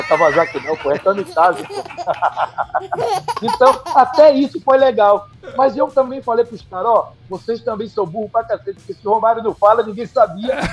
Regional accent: Northeast Region, Brazil; Mas aí eu me empolguei como nordestino.

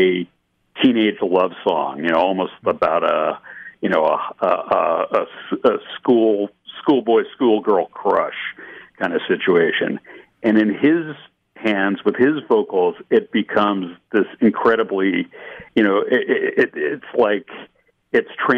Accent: Ann Arbor, Michigan, United States; I grew up in Ann Arbor, which is just outside of Detroit

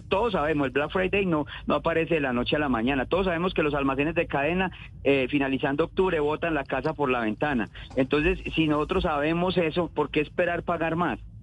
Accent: Colombia; nosotros como colombianos

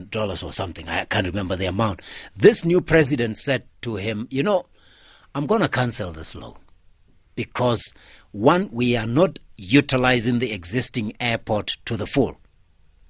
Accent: Limpopo, South Africa; I'm from Limpopo myself

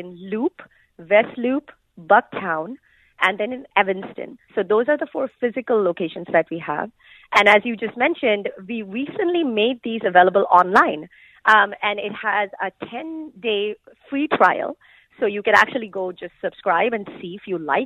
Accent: India; moved away; I grew up in India

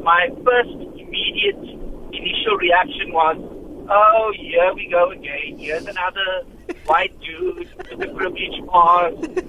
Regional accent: South Africa

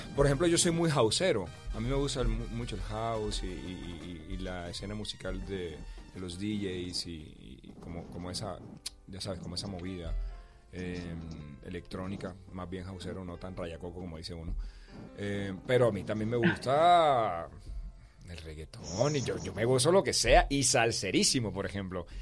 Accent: Colombian Caribbean coast, Caribbean Region, Colombia; soy costeño

